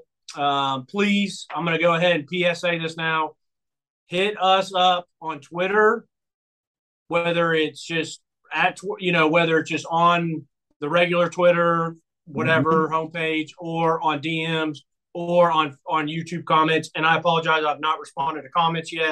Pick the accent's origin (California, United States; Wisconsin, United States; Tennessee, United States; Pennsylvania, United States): Tennessee, United States; Nashville; moved away; also born or lived in Brentwood, Tennessee; We grew up in Bellevue, but I went to school in Green Hills, so we were always in that area